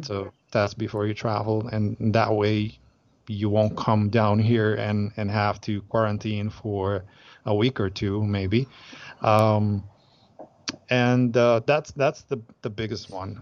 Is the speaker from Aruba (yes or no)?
yes; Aruba; we're from Aruba